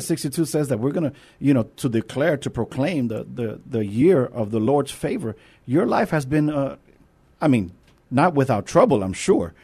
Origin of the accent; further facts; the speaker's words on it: New York, United States; accent: New York; now in San Antonio, United States; Now I'm a New Yorker